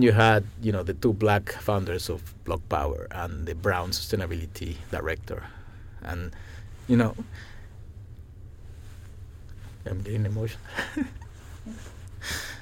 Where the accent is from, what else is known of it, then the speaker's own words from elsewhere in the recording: Mexico; now in Ithaca, United States; I come from Mexico